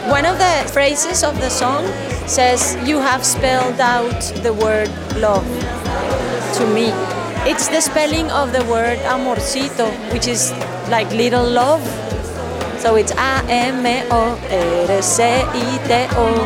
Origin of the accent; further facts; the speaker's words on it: Colombia; I'm from Colombia.